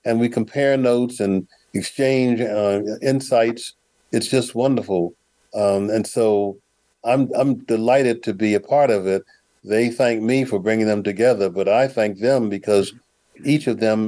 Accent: Ibadan, Oyo, Nigeria; I let them know that I'm from Ibadan, Nigeria, that I'm Igbo.

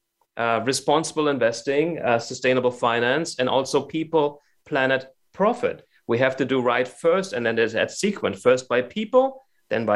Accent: Germany; now in United States; I'm from Germany

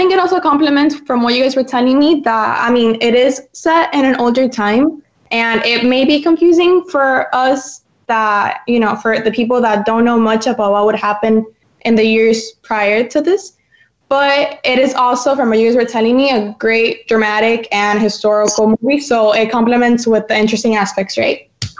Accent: Miami, Florida, United States; from Miami.

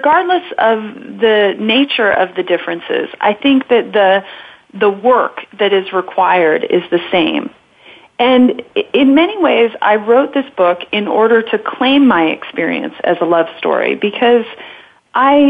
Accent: Southern California, United States; moved away; I was raised in Southern California

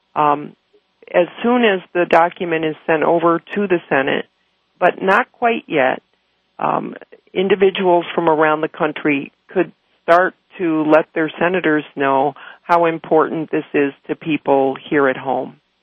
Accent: Chicago, Illinois, United States; my hometown of Chicago

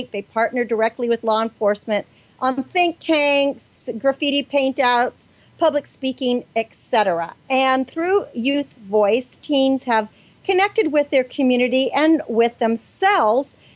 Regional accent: Mexico; also born or lived in San Diego, California; now in United States; I am from Mexico.

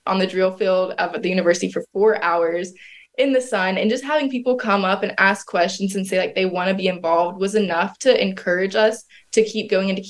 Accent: the South, United States; growing up in the South

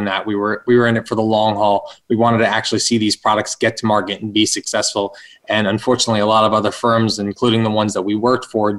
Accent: Northern New Jersey, United States; I'm from Northern New Jersey

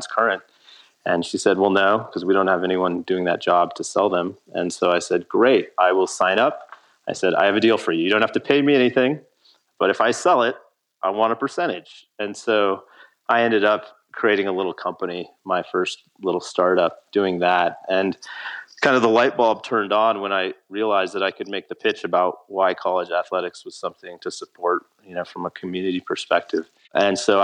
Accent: Laramie, Wyoming, United States; moved away as an adult; also born or lived in Boulder, Colorado; now in Cody, United States; I grew up in Laramie

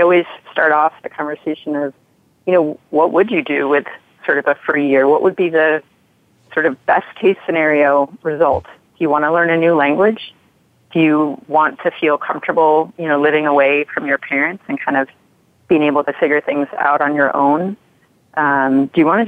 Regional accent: New York, United States; moved away as an adult; also born or lived in Midwest; growing up in New York, going to school in the Midwest

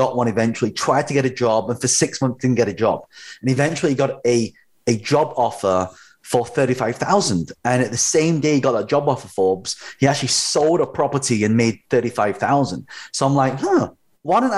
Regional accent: London, United Kingdom; I was actually, so I'm a British-born Chinese, but my parents are from Hong Kong

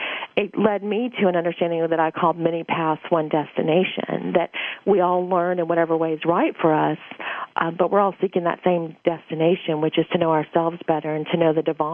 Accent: Louisiana, United States; I was born in Louisiana

